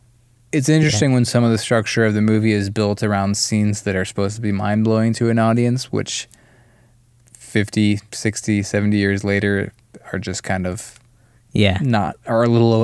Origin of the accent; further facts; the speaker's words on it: Brazil; The movie's set in my home country of Brazil.